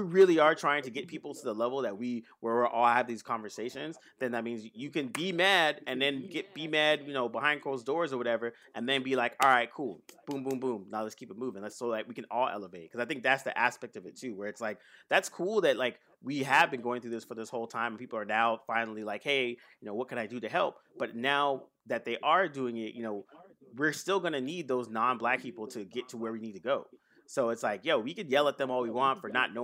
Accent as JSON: {"language": "English", "area": "Bay Area", "region": "California", "country": "United States", "tie": "born or raised there", "said": "I grew up in the Bay Area"}